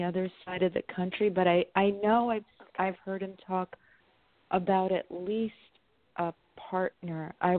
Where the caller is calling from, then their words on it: New York, United States; I'm in New York.